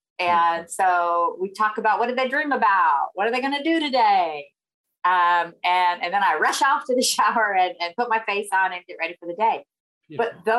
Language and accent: English; the South, United States; accent: Southern; where are you from? You know, obviously I have a Southern accent.